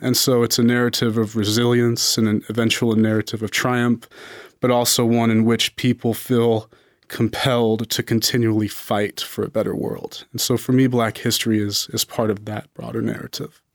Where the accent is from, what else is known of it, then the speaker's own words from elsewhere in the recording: Las Vegas, Nevada, United States; I was born and raised in Las Vegas